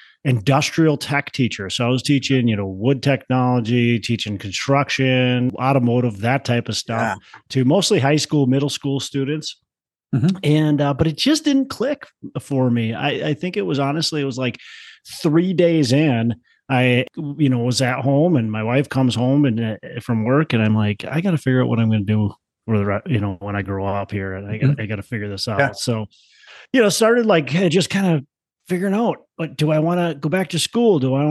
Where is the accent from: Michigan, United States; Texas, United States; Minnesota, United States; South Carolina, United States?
Minnesota, United States; Twin Cities; Well, I'm from the Twin Cities, Minnesota. So born, raised, been here my whole life.